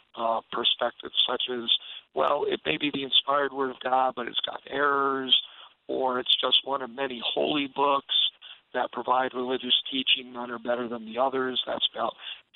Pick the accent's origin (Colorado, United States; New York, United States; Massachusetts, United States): New York, United States; I was raised in New York